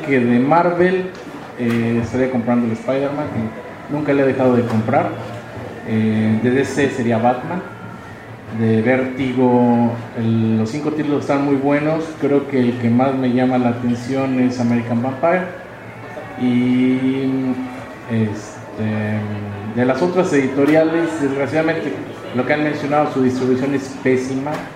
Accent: Mexico City, Mexico; vengo de aquí del DF

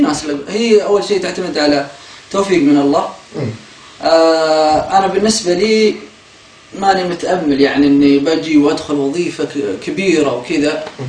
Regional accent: Saudi Arabia; moved away as an adult; احنا يعني كسعوديين

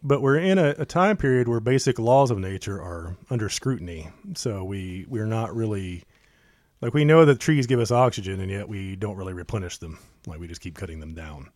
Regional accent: United States; we're the American people

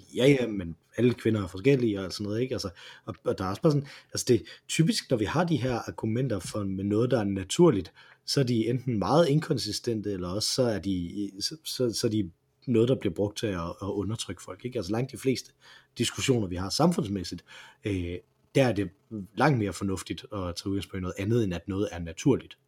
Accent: Aarhus, Central Denmark Region, Denmark; da jeg var ung i Aarhus

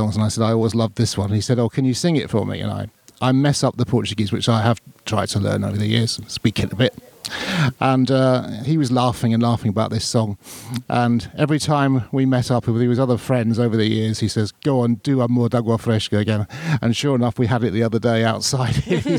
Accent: United Kingdom; I didn't want to admit to being British in Ireland.

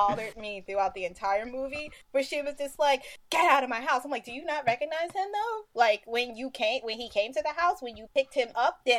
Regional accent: New York, United States; Garden State makes me mad that I'm from New

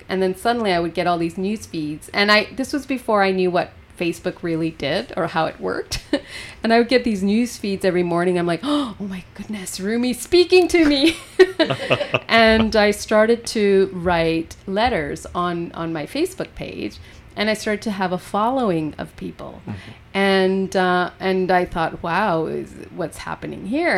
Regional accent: Golden, British Columbia, Canada; I was born and raised in Golden

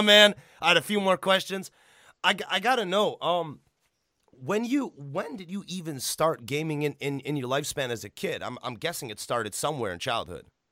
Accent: Illinois, United States; I grew up in Illinois

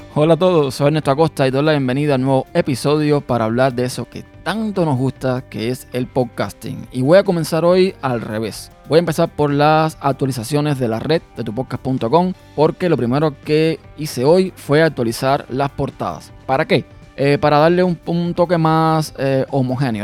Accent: Cuba; now in United States; salimos de nuestro país, de Cuba, y llegamos a los Estados Unidos

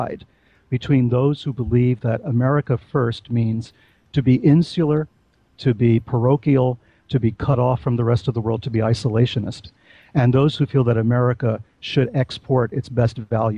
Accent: New York City, New York, United States; I'm from New York City. I'm from the Bronx.

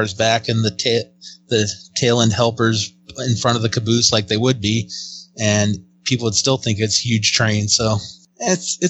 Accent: Northwest Washington, United States; It's what I grew up watching up in Northwest Washington

